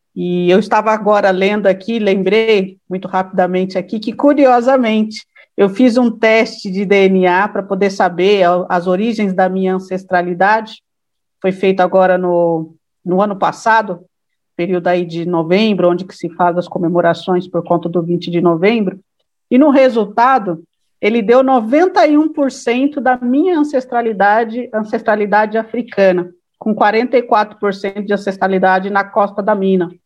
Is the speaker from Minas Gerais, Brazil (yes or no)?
no; São Bernardo do Campo, São Paulo, Brazil; Sou batateira de raiz.